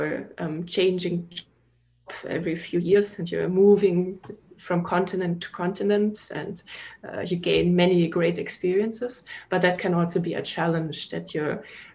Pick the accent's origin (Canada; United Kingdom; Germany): Germany; Munich, Bavaria; moved away as an adult; now in Austin, United States; I'm from Munich. Munich, Bavaria.